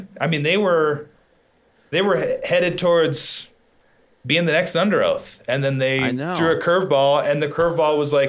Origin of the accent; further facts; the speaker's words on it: Wyoming, United States; I'm from Wyoming, so a very small place where not a lot of bands go.